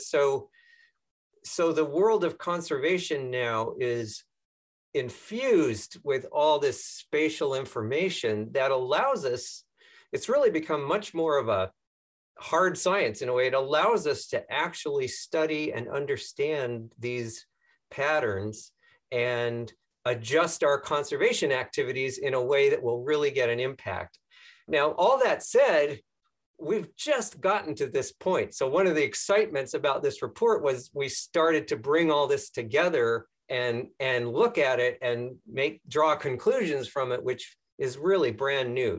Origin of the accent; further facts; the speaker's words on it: south of Denver, Colorado, United States; I grew up in Colorado, um, south of Denver, out on the prairies